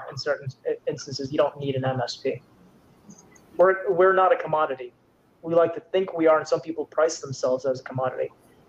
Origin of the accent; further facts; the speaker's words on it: Canada; Yes, I am Canadian, eh? Yes, I am.